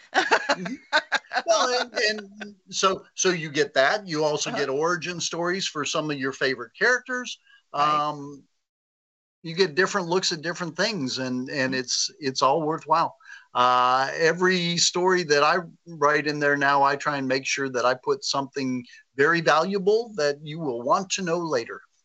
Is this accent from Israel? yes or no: no; the South, United States; I grew up in the in the South